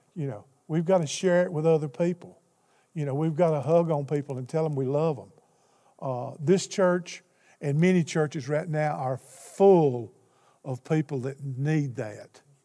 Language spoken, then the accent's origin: English; Alaska, United States; I'm from Alaska